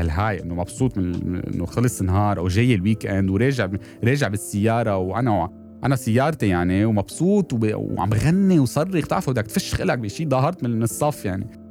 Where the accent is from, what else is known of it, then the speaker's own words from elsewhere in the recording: Lebanon; انا من, من لبنان